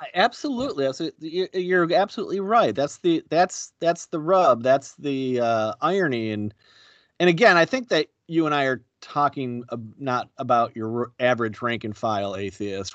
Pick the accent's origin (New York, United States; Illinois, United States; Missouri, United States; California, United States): New York, United States; Buffalo; you and I grew up in Buffalo